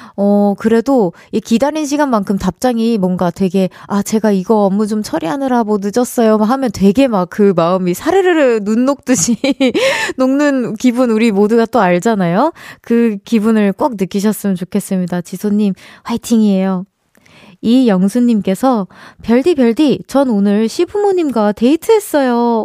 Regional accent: United States; also born or lived in Gyeonggi Province; now in South Korea; 고향이라고 하기엔 조금 애매하긴 하지만 제 어린 시절이 많이, 어, 담겨져 있는 그 장소 장소가 사실 전 미국이긴 하거든요.

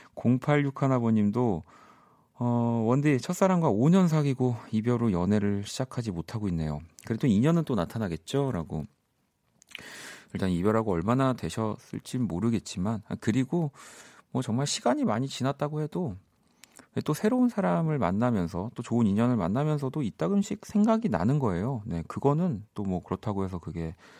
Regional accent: South Korea; 우리는 좀 대한민국 사람은

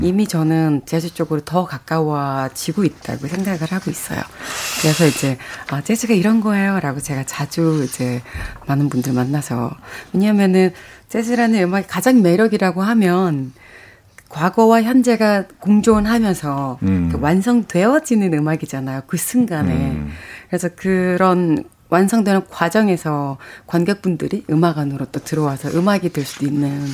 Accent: South Korea; 제가 한국에서 왔다 이런 이야기를 굳이 하지 않아도 그냥 음. from Korea가 딱 되는 거야

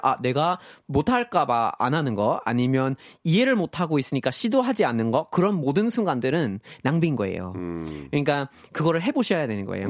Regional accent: Vermont, United States; Korean is a second language; moved away as an adult; 저는 고향이 거기 이제 미국 동북부에 네. 버몬트라는 주가 있어요. 버몬트

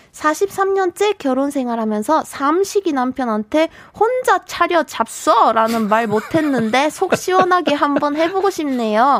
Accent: South Korea; accent: Gyeongsang dialect (satoori)

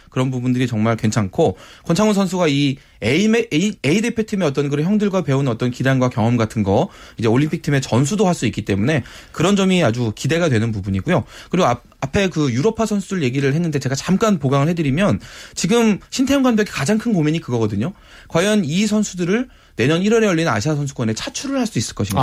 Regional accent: South Korea; 저도 한국인이라서

